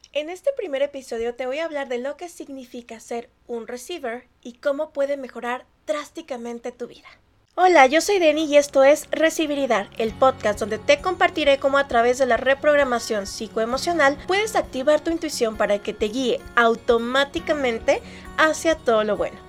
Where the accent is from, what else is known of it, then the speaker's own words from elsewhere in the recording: Mexico; yo soy mexicana